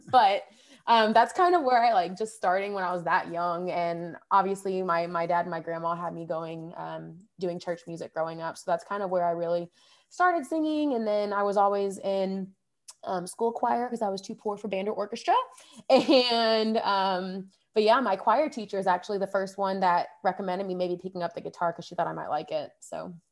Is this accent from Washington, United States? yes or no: no; Rogers, Arkansas, United States; also born or lived in Fayetteville, Arkansas; I grew up in Rogers, Arkansas, which is the next town over